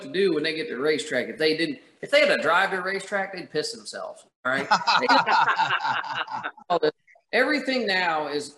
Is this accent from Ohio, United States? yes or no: no; northern Indiana, United States; I grew up around racing in Indiana, northern Indiana